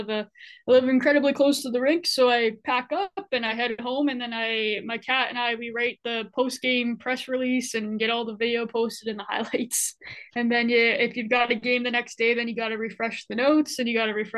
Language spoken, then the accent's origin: English; Edmonton, Alberta, Canada; now in Kelowna, Canada; I grew up in Edmonton